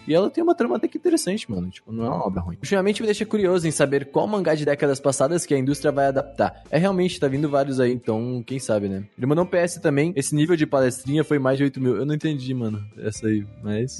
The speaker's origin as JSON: {"language": "Portuguese", "region": "São Paulo", "country": "Brazil", "said": "a gente é de São Paulo"}